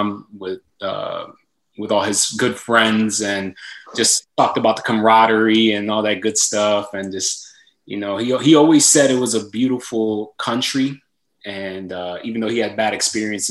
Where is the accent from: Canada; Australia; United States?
United States; Philadelphia, Pennsylvania; moved away as an adult; growing up in Philly, you know, I had friends going to jail